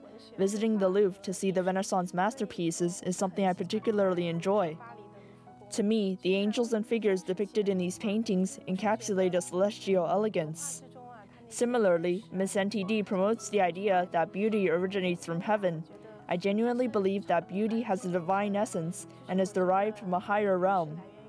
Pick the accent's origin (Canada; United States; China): China; Jiangsu; moved away as an adult; now in France; I am 21 years old, born and raised in Jiangsu province of China, and I came to France in 2022 to continue my third-year college study of business administration studies.